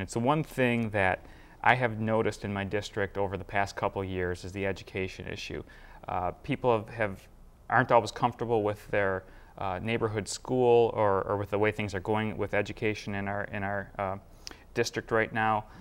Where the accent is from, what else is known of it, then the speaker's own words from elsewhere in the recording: Madison, Wisconsin, United States; i grew up in Madison. I've lived here my entire life